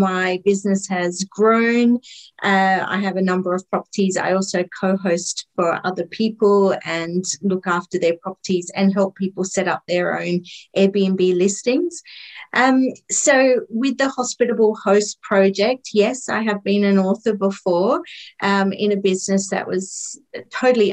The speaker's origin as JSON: {"language": "English", "country": "Australia", "also_born_or_lived": "Tetbury, Cotswolds, United Kingdom", "moved": "yes", "lives_now": "United Kingdom", "said": "I am also an Aussie, but I'm living in the UK, so I'm on the other side of the world where I'm from"}